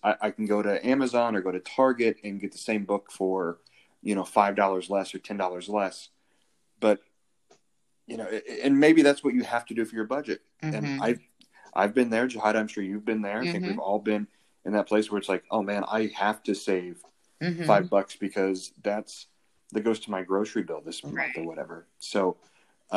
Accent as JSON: {"language": "English", "region": "Indiana", "country": "United States", "tie": "born or raised there", "moved": "yes", "said": "back where I'm from Indiana. There's a small town in Indiana, and there's a local like butcher / grocery store, you know, kind of a hole in the wall place. And I remember vividly growing up"}